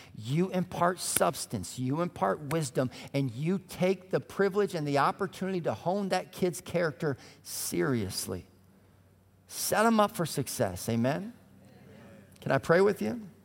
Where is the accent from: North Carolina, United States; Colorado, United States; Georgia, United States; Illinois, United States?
Colorado, United States; also born or lived in Minneapolis; now in Indianapolis, United States; I grew up in Colorado